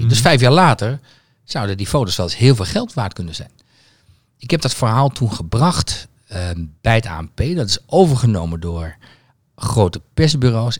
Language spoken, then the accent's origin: Dutch; Twente, Overijssel, Netherlands; een, een Twents gezin